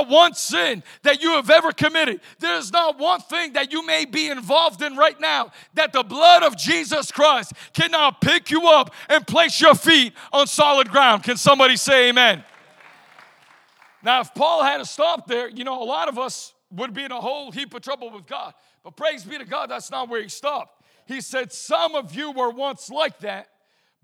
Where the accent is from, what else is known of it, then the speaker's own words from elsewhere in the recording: right outside of Boston, Massachusetts, United States; I was raised right outside of Boston, Massachusetts.